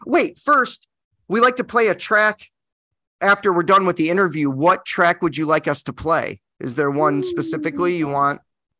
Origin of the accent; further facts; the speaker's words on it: Michigan, United States; now in California, United States; I grew up in Michigan. Mm. So now we're out in California.